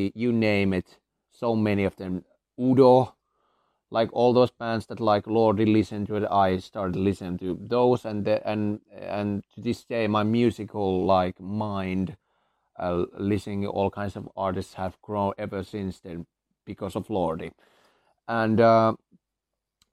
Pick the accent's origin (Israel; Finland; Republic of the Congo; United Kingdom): Finland; I come from Finland